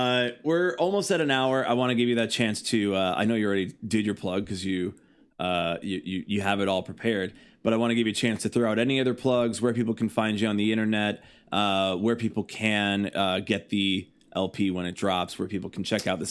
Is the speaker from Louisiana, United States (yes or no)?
yes; Louisiana, United States; for Los Angeles, and I'm like, no, Louisiana.